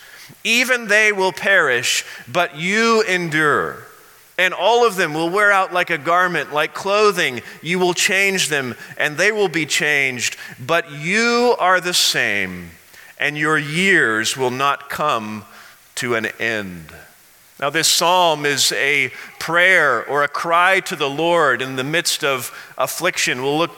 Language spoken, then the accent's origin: English; Missouri, United States; now in Colorado, United States; I remember growing up in Missouri in an elementary school